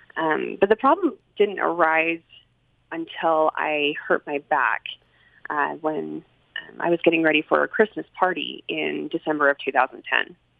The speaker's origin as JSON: {"language": "English", "town": "Salt Lake City", "region": "Utah", "country": "United States", "tie": "born or raised there", "also_born_or_lived": "Sandy, Utah", "said": "I grew up here in Salt Lake City. Um, actually, well, I started growing up in Sandy, and I was um, within a wonderful LDS family."}